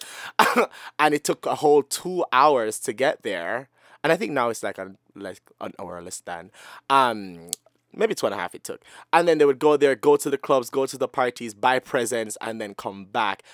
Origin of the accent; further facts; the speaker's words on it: Sanguinetti, Jamaica; moved away; I grew up in Sanguinetti, and we're pretty much all related